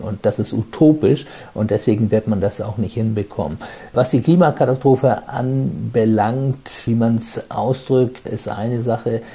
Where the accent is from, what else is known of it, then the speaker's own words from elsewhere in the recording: Germany; also born or lived in Hamburg; Bei uns in Deutschland